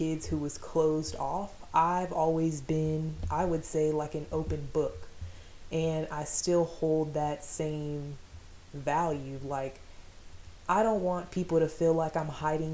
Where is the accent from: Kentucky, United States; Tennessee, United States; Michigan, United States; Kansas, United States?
Kansas, United States; Fort Riley; I was born in Fort Riley, Kansas to a single mom